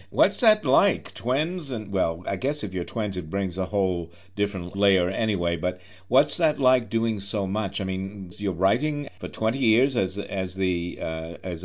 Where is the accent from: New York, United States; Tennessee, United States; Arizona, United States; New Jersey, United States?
New York, United States; as a New Yorker